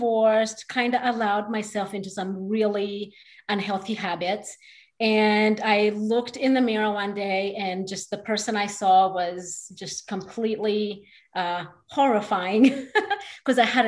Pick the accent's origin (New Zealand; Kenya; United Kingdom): Kenya; moved away as an adult; now in Houston, United States; I was actually born there and lived there till I was 17. So moved here to go to college